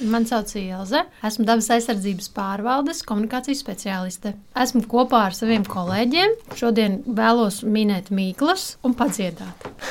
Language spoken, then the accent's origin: Latvian; Sigulda, Latvia; es esmu no Sigūdas